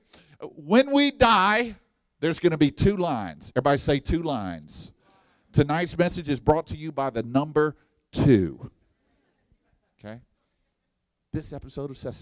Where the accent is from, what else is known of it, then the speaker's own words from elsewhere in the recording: Texas, United States; I'm from Texas, and we got pit barbecue down there